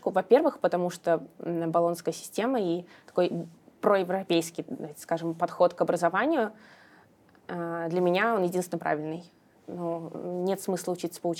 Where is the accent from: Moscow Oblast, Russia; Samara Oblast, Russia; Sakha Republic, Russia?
Samara Oblast, Russia; Samara; now in Moscow, Russia; я сама из Самары, но вот, когда я здесь училась, я поняла, что Москва прекрасный город.